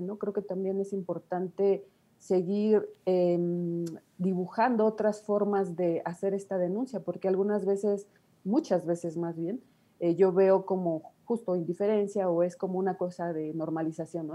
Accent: Nezahualcóyotl, State of Mexico, Mexico; yo nací en Ciudad Neza, toda mi vida he estado por acá.

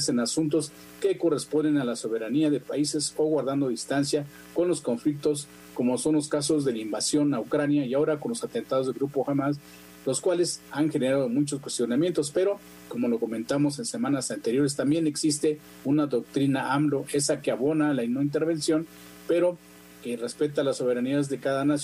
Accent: Mexico

